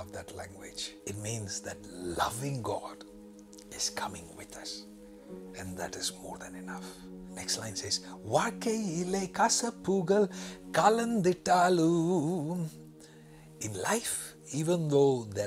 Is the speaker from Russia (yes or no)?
no; India; the state I am from in India